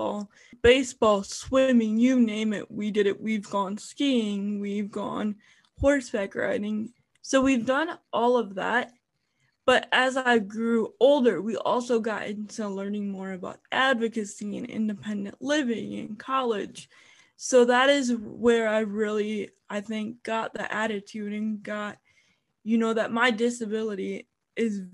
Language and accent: English; Parma, Ohio, United States; I was born and raised in Parma, Ohio